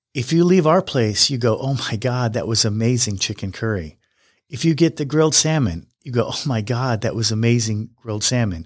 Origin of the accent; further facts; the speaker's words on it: Wyoming, United States; moved away; I grew up in Wyoming.